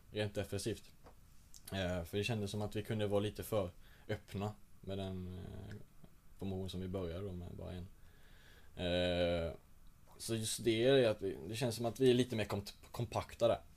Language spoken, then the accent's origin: Swedish; Rödeby, Blekinge, Sweden; jag kommer inte från Rödeby utan jag kommer från en liten, liten by utanför Rödeby